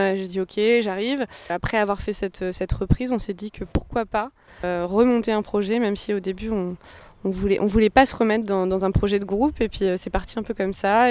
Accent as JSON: {"language": "French", "town": "Orléans", "region": "Centre-Val de Loire", "country": "France", "said": "dans notre région, on est d'Orléans"}